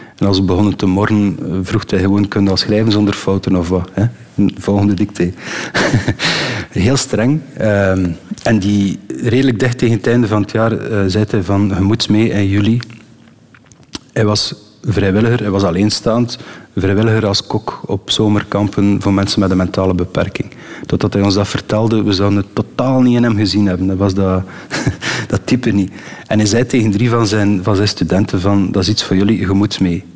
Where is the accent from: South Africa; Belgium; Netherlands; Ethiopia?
Belgium; Eernegem, Flanders; also born or lived in Ostend / Switzerland; Ik ben van Ernehem, de beroemde B-52 is in Ernehem